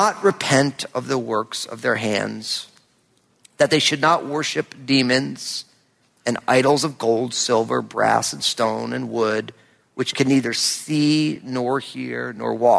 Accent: New Jersey, United States; moved away; we lived in my home state of New Jersey

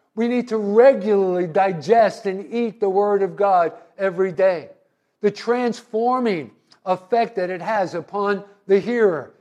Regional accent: New Jersey, United States; I was from New Jersey

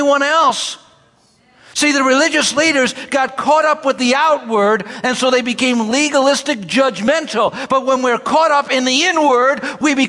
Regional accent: New York City, New York, United States; when I grew up in Brooklyn, I would pick people up for church.

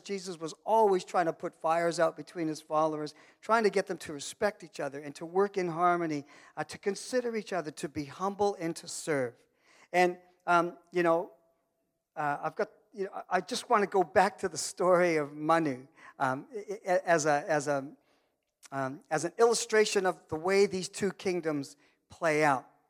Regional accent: Canada; I'm Canadian and I'm from Muckatoo

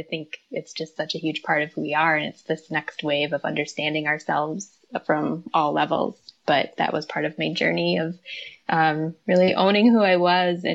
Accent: Midwest, United States; moved away; also born or lived in Minnesota; I'm from the Midwest. I was in Minnesota at the time

